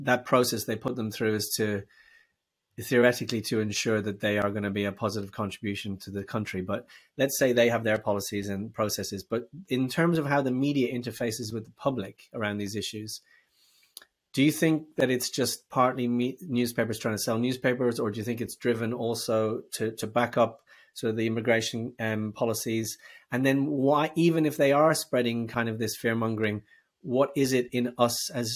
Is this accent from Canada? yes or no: no; Dublin, Leinster, Ireland; now in Birmingham, United Kingdom; Dublin in Ireland.